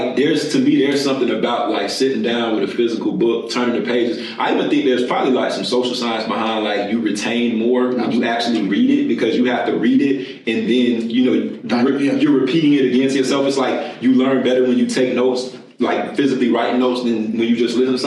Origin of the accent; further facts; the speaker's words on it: Florida, United States; I'm from Florida